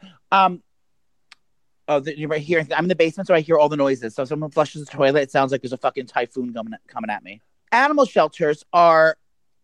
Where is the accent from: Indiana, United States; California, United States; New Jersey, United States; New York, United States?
New York, United States; we're both from New York State